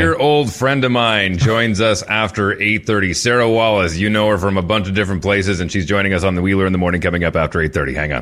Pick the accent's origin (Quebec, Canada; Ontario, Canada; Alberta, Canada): Alberta, Canada; Fort McMurray; in my hometown way up in northern Alberta. Uh, we, we, it was such a new city. I mean, Fort McMurray was basically built overnight